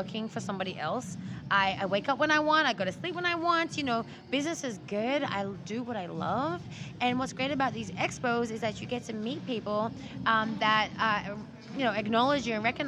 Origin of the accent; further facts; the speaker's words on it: Australia; moved away; I grew up in Australia, so I have a rugby background